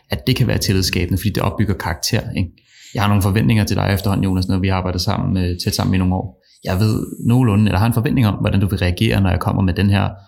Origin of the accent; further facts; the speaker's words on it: Copenhagen, Capital Region of Denmark, Denmark; vokset op inde på Rådhuspladsen og er københavner